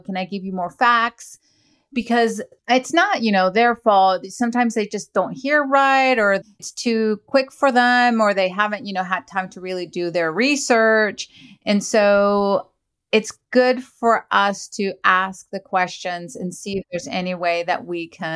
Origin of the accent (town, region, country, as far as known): Venezuela